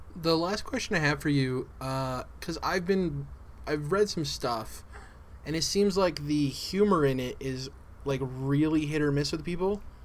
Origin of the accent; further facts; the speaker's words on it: New Mexico, United States; I'm from New Mexico